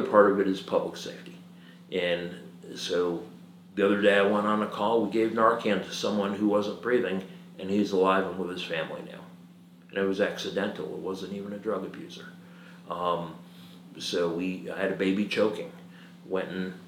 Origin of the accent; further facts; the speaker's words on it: suburbs of New York City, United States; moved away as an adult; now in South Carolina, United States; I was raised in the suburbs of New York City.